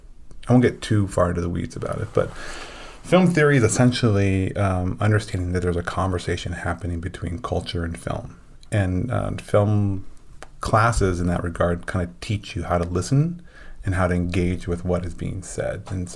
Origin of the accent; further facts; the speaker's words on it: Midwest, United States; just because I grew up in the Midwest where like the term feminist was like seen as a bad thing.